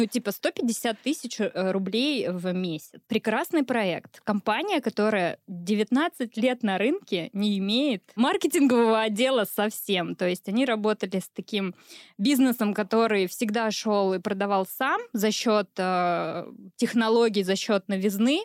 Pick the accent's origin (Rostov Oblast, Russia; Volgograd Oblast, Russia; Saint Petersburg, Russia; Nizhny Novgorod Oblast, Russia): Volgograd Oblast, Russia; Uryupinsk; родилась-то я в Урюпинске